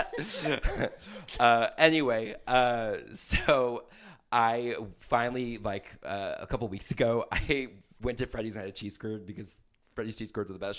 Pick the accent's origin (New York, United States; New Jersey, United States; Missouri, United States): Missouri, United States; Kansas City; also born or lived in Nashville; I drive back up to Kansas City where I'm from